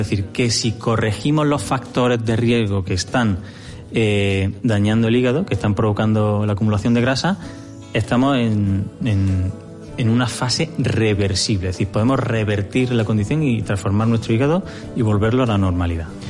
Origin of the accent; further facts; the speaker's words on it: Granada, Andalusia, Spain; now in Jávea, Spain; yo soy oriundo de Granada